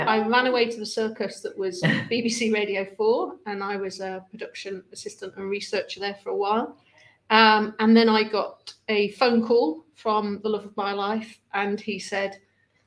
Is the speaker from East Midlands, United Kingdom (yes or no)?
yes; Lincolnshire, East Midlands, United Kingdom; moved away as an adult; also born or lived in Preston; I grew up in Lincolnshire, and so my only reference points were farms and school